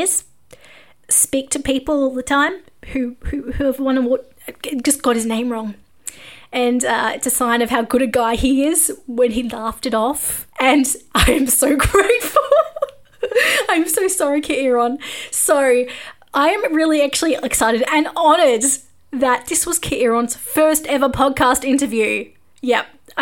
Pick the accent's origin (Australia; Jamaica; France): Australia; I am Australian